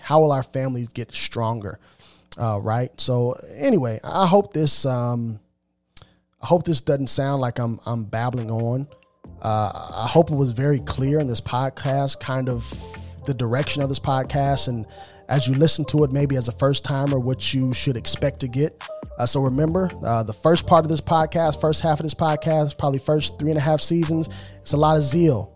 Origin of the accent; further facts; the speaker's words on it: United States; I am an African American. Um, I know that I'm a Hebrew, but I am of African descent and I live in America